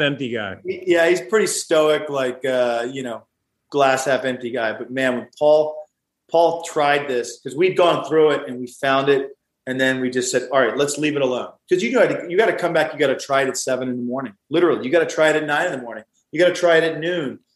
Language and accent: English; the South, United States; I grew up with mint juleps just because I'm from the South